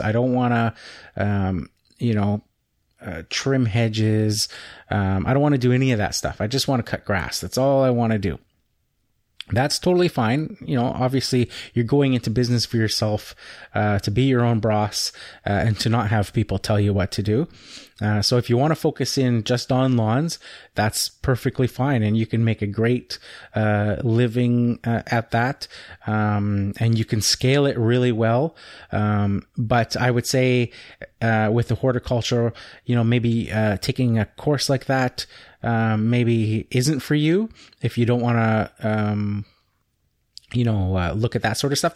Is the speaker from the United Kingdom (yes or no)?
no; Canada; I'm Canadian